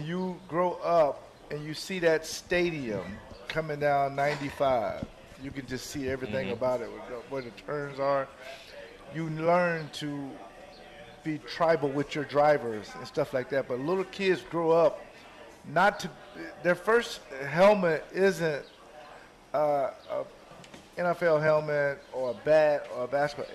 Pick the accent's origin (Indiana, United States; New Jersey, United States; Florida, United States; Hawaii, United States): Florida, United States; Jacksonville; I'm from Jacksonville. It's a road street from Daytona